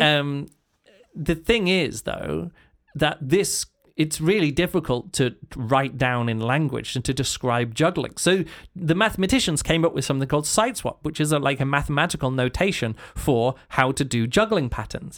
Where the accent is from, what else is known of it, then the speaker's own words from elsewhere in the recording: England, United Kingdom; I'm English